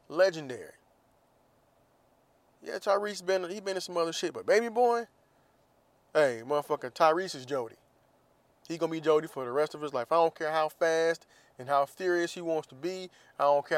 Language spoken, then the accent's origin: English; Jacksonville, Florida, United States; moved away; my hometown, Jacksonville, Florida